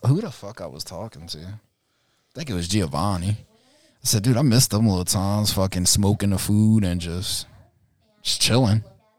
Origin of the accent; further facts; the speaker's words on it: New Orleans, Louisiana, United States; dude, we're from New Orleans, though.